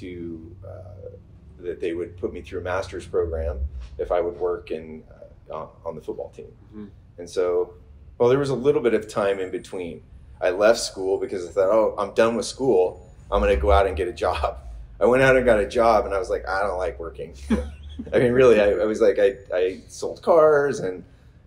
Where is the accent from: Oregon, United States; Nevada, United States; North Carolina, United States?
Oregon, United States; McMinnville; I grew up in McMinnville, Oregon, which for all intents and purposes makes me a little bit of a unicorn in the Oregon wine business